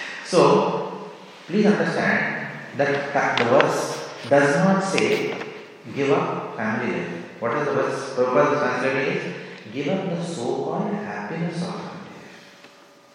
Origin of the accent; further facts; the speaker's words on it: India; moved away as an adult; we were born and brought up in India